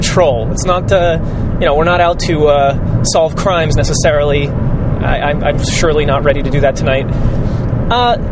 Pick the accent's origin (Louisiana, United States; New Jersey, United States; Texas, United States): New Jersey, United States; Newark; moved away; I grew up in the Ironbound, and I've been away for many years.